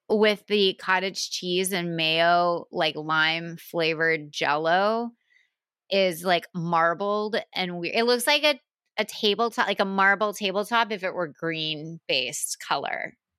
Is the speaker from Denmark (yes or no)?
no; the South, United States; I'm from the South